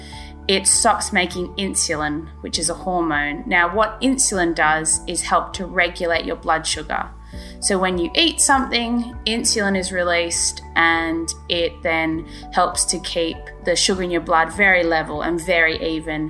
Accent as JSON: {"language": "English", "country": "Australia", "moved": "as an adult", "lives_now": "Oxford, United Kingdom", "said": "I'm originally from Australia and I'm going to go back to Australia soon"}